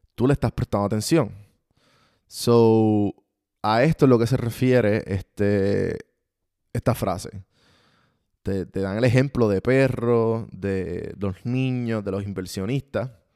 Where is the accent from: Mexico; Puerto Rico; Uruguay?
Puerto Rico; como los puertorriqueños decimos